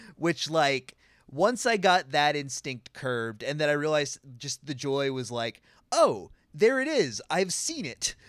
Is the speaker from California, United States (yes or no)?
yes; California, United States; as a Californian